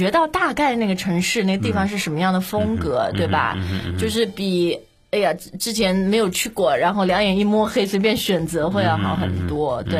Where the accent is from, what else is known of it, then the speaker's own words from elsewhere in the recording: China; 我们中国人